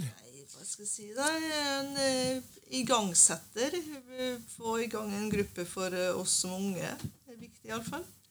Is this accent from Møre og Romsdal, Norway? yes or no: yes; Sunndalsøra, Møre og Romsdal, Norway; now in Bærum, Norway; Jeg er egentlig fra Nordmøre. Fra Sunndalsøra